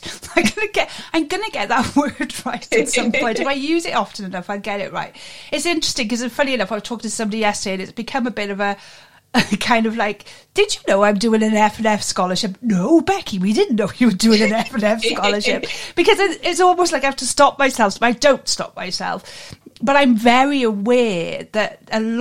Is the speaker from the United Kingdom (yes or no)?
yes; Wales, United Kingdom; I'm a Cymra, so I'm from Wales